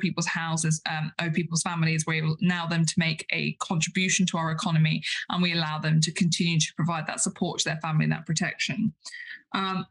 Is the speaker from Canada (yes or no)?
no; United Kingdom; we as British parliamentarians